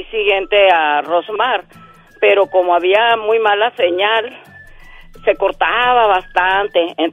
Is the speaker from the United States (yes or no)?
yes; Bullhead City, Arizona, United States; Yo, yo soy de Bullhead City, Arizona, a una hora de Las Vegas.